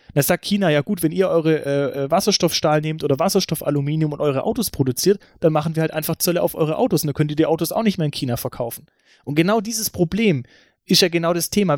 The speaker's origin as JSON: {"language": "German", "town": "Stuttgart", "region": "Baden-Württemberg", "country": "Germany", "said": "bei uns in Stuttgart"}